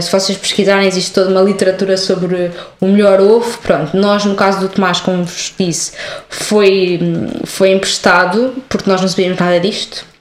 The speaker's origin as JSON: {"language": "Portuguese", "town": "Coimbra", "region": "Centro", "country": "Portugal", "moved": "yes", "lives_now": "Lisbon, Portugal", "said": "eu sou de Coimbra"}